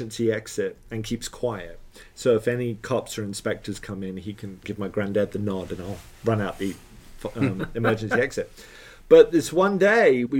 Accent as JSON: {"language": "English", "town": "Letchworth", "region": "East of England", "country": "United Kingdom", "tie": "born or raised there", "also_born_or_lived": "Hollywood, Florida", "moved": "yes", "said": "Letchworth, which is where I grew up"}